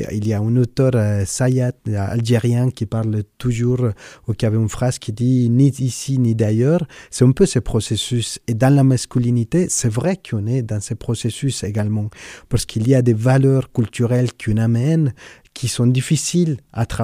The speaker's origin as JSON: {"language": "French", "country": "Switzerland", "second_language": "French", "said": "moi, je suis suisse, j'ai mon passeport, mais vous entendez très bien mon accent. Et en fait, il est, pour moi, assez difficile aujourd'hui de dire euh, Bonjour … je suis suisse"}